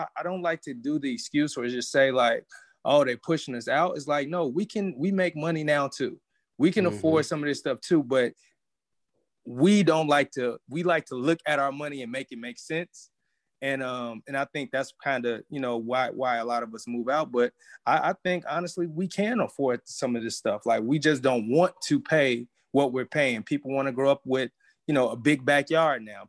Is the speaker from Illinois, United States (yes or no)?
yes; the South Suburbs, Illinois, United States; also born or lived in Bronzeville, Chicago; now in Chicago, United States; now I do live in Bronzeville, but I grew up in the South Suburbs